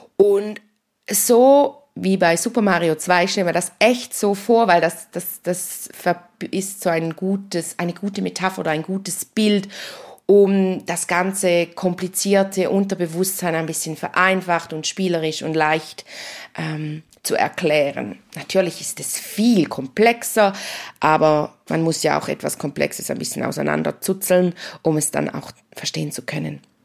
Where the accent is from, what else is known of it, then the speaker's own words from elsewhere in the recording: St. Gallen, Switzerland; bei uns in St. Gallen